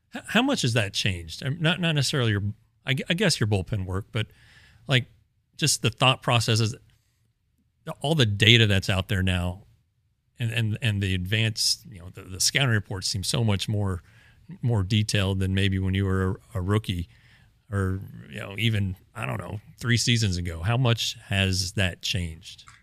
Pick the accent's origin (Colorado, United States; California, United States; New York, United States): Colorado, United States; I grew up in Colorado, so I kinda remember the first Rockies season was my s, senior year of high school.